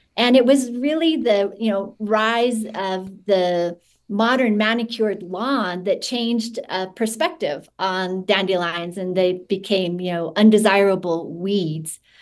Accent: Utah, United States; I grew up in Utah, and one thing I knew is that there's no fireflies here

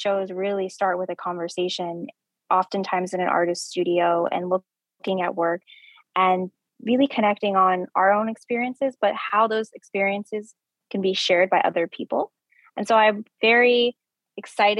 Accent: New Mexico, United States; moved away; I'm from New Mexico. I'm from the Southwest

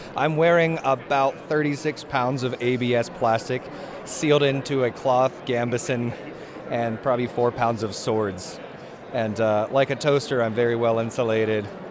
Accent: Florida, United States; moved away as an adult; now in Utah, United States; I'm not even from here, I'm from Florida, and I moved here about a year

